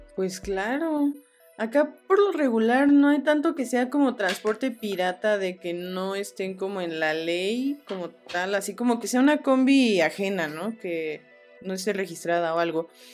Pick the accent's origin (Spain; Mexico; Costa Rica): Mexico; de México